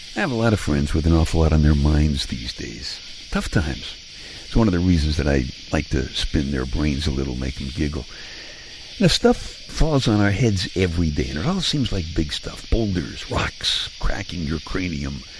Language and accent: English; New York City, New York, United States; moved away; Now, I'm from Brooklyn. I grew up in Brooklyn